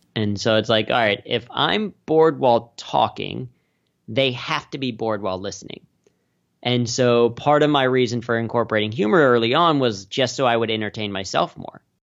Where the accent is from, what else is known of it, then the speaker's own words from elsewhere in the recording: Cincinnati, Ohio, United States; I grew up in Cincinnati